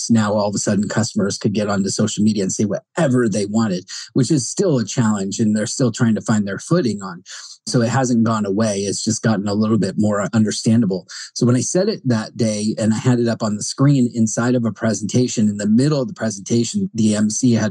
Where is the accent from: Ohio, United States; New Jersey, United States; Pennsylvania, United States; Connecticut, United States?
New Jersey, United States; Sorry, New Yorkers, but I'm from Jersey, a close cousin.